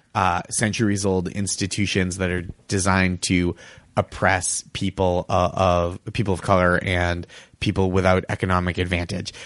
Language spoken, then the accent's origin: English; suburb outside of Boston, Massachusetts, United States; moved away; my hometown It wa, is a suburb outside of Boston